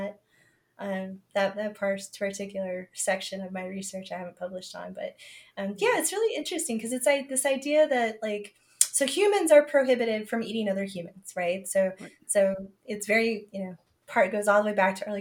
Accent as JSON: {"language": "English", "region": "Southern Arizona", "country": "United States", "said": "I'm from Southern Arizona and we have javelina"}